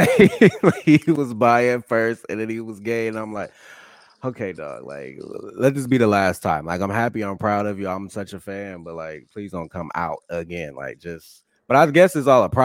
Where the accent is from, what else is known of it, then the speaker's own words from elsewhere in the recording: Columbus, Ohio, United States; I'm from Columbus, and it's very diverse here